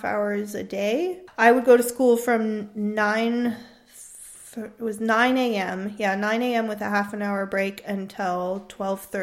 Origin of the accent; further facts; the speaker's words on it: San Francisco, California, United States; moved away as an adult; now in Freiburg, Germany; I come from San Francisco, California, and I've been living in Freiburg now for about a year and a half